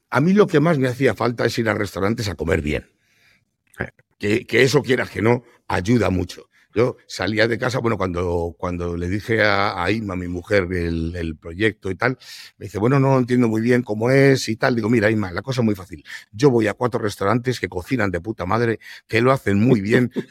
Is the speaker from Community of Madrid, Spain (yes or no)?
yes; Madrid, Community of Madrid, Spain; yo soy madrileño y yo no hago cocido madrileño en el restaurante, pero no me toques el cocido.